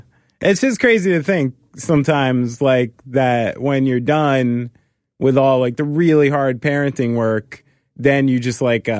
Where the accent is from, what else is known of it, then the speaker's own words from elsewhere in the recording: New Jersey, United States; it's because I'm raised by like proper New Yorkers, and even though I was from New Jersey